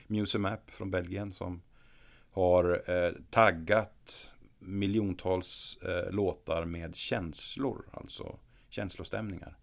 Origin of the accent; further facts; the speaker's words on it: Norrland, Sweden; now in Gothenburg, Sweden; Jag kommer ju från Norrland ursprungligen